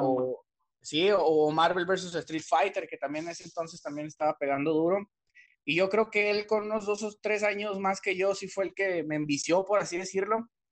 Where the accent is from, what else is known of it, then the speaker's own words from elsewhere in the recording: Torreón, Coahuila, Mexico; Torreón porque pues es el lugar donde yo crecí, donde he nacido toda mi vida y donde, perdón, donde he crecido toda mi vida, donde yo nací